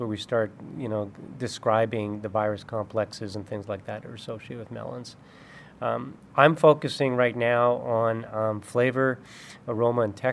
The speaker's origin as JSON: {"language": "English", "country": "Canada", "tie": "born or raised there", "moved": "as an adult", "lives_now": "Davis, United States", "said": "when I grew up in Canada"}